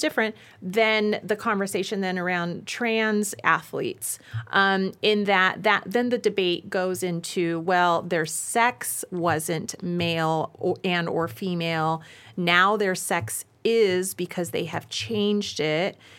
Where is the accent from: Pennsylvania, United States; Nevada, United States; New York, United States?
Nevada, United States; my home state of Nevada